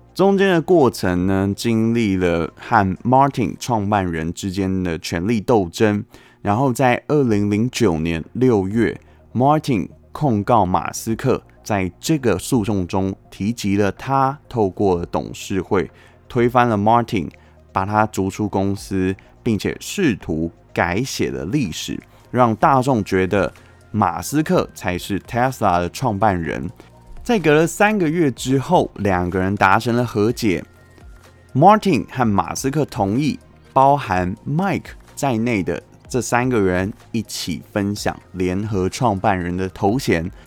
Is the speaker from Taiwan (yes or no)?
yes; Taiwan; 身为台湾人，一起继续努力吧